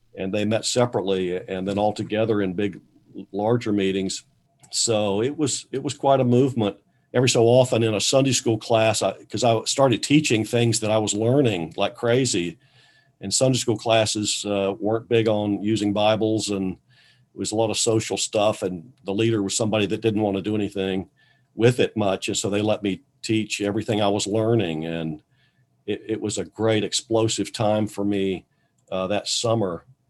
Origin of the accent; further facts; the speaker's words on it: Valdese, North Carolina, United States; I grew up in North Carolina